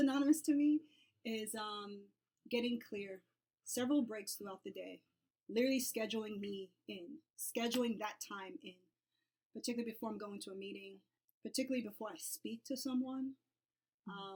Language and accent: English; New York City, New York, United States; I'm from New York and New York City